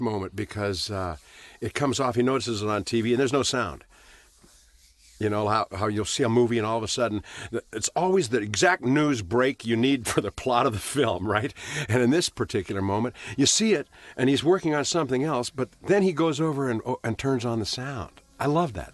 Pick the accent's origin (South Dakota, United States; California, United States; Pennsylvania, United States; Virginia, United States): California, United States; Los Angeles; Born in Hollywood, Hollywood Presbyterian Hospital